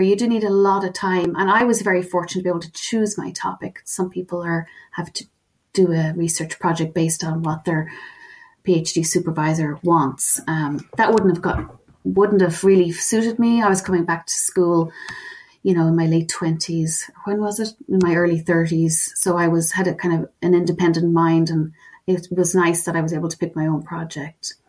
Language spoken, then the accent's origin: English; Ireland; accent: Irish